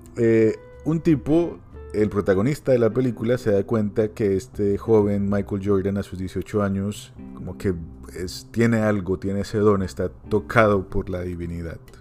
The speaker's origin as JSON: {"language": "Spanish", "country": "Colombia", "said": "como colombiano"}